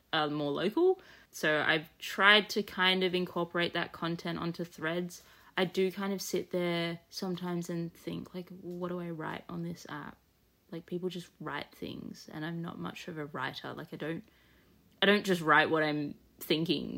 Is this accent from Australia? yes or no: yes; Australia; being an Australian collector